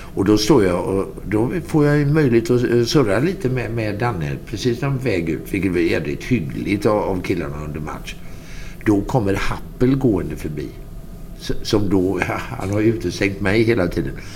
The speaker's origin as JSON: {"language": "Swedish", "country": "Sweden", "said": "jag är från Sverige"}